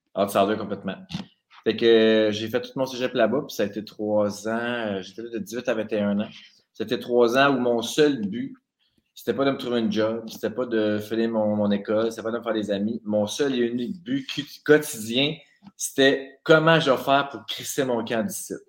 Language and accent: French; Saint-Jérôme, Quebec, Canada; also born or lived in Abitibi, Quebec; de 8 à 18, on a déménagé à Laurentides